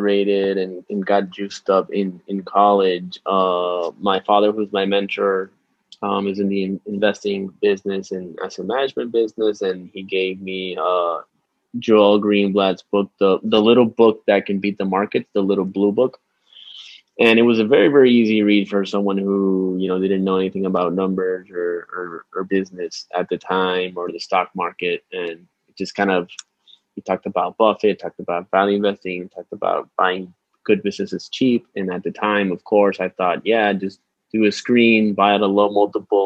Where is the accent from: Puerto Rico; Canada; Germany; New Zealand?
Puerto Rico; San Juan; I'm from San Juan, Puerto Rico. I came back here after finishing my 2-year analyst program